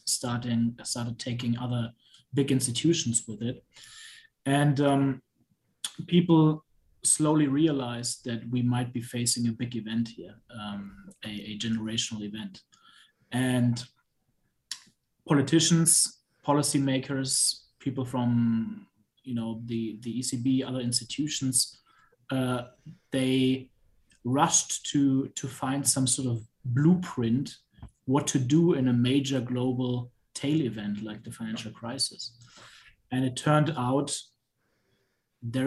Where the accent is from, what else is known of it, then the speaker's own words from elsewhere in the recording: Germany; moved away as an adult; I'm originally from Germany. I did high school there